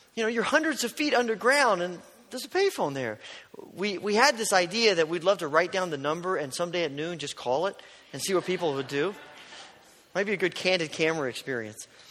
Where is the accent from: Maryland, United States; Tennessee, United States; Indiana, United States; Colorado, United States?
Indiana, United States; southern; also born or lived in Kentucky; growing up in Indiana, southern Indiana